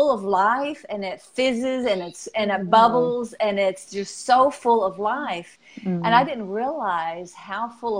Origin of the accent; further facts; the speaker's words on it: Arkansas, United States; I'm from Arkansas